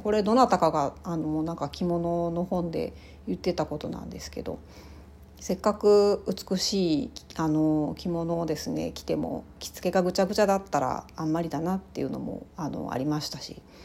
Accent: rural Ehime Prefecture, Japan; moved away; 私、あの、愛媛県のすごい田舎の出身

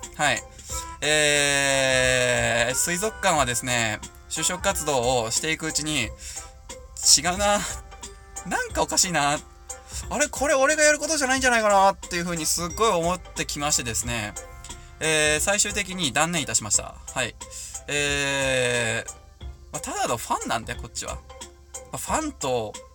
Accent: Hamura, Tokyo, Japan; 私の地元でございます

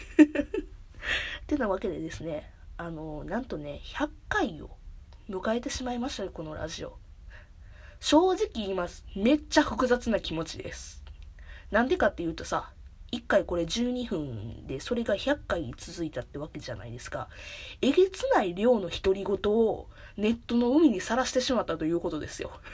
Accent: Kansai, Japan; accent: Kansai dialect; この喋りを聞いてくれば関西の人間やなってすぐバレるんやけど、正解。ずっと関西。まあ、ちょっと一時期別のとこに住んでたけど、ずっと関西おって。だから、ずっと関西弁

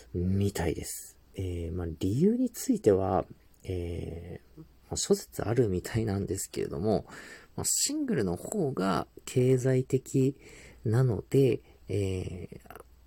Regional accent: Tohoku, Japan; moved away as an adult; also born or lived in Hokkaido; 僕はですね、えー、東北生まれで、まあ、その後大学からこう北海道で生活をしてた

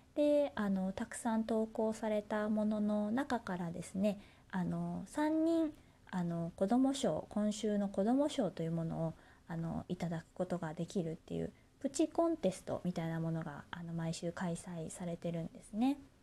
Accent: Kansai, Japan; moved away; 私ね、地元が関西になるんですけれども

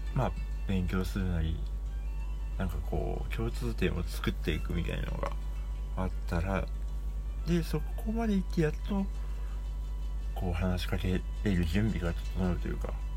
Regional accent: Sapporo, Hokkaido, Japan; now in Tokyo, Japan; 札幌はない

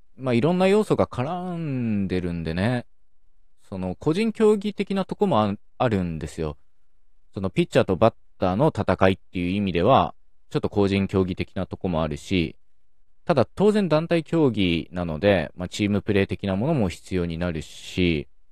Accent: Okayama, Japan; born or raised there

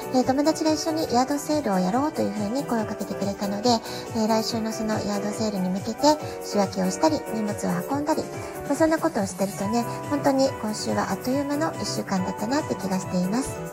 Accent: Japan; now in San Diego, United States; 私たち日本で生まれ育った、えー、日本人の母親

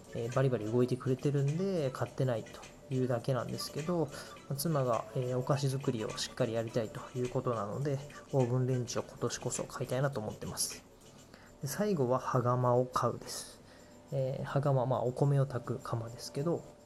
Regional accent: Takamatsu, Kagawa, Japan; born or raised there; moved away

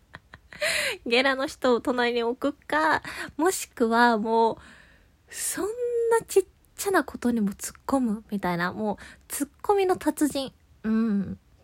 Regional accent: Kansai, Japan; 関西で生まれ育った

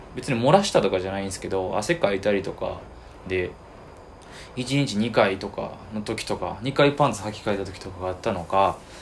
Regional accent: Kyoto, Japan; 京都好きで京都生まれで

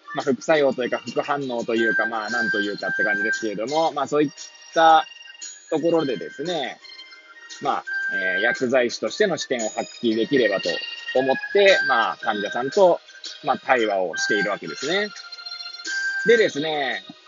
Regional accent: Hachioji, Tokyo, Japan; moved away as an adult; now in Kamaishi, Japan; 八王子生まれ、八王子育ち、震災の前の年から釜石で働くポンコツ

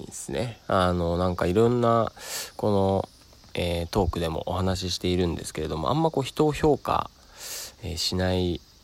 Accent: Sado, Niigata, Japan; moved away; 佐渡島から、えー、僕の故郷ですね、からお送りしております

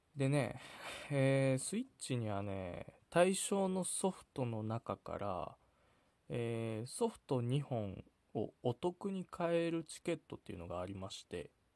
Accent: Sapporo, Hokkaido, Japan; 僕はテイネクってところ出身

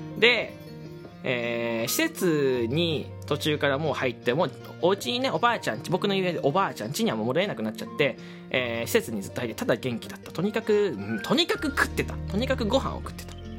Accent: Fukuoka, Japan; 福岡の、えー、とこに越してきて、で、まあ、僕の地元に、えー、住んでたんですよね

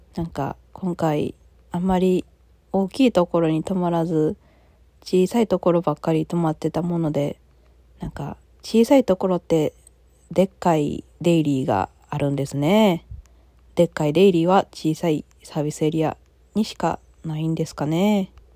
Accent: Osaka, Japan; moved away as an adult; now in Tokyo, Japan; 上京したものの、今、大阪に戻ってきているのですが

